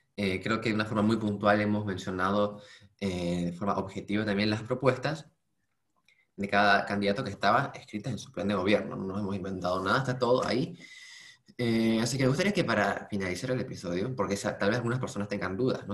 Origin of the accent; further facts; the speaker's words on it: Bolivia; nuestro país